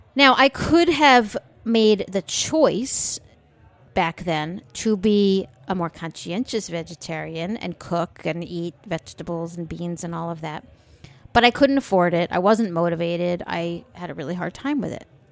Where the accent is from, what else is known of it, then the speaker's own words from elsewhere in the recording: United States; we're American